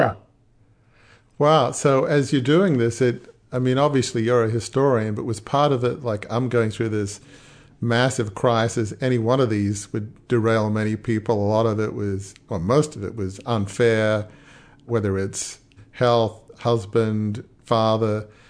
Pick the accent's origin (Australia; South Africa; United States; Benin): Australia; I'm Australian